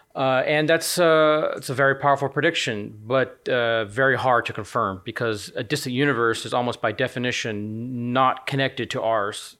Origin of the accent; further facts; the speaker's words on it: United States; moved away as an adult; also born or lived in Nottingham; now in United Kingdom; as an American citizen